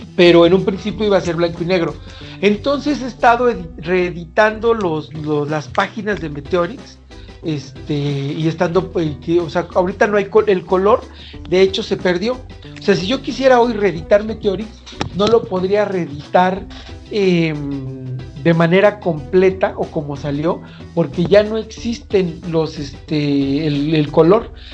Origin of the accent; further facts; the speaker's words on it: Mexico; nuestra cultura y nuestra esencia como mexicanos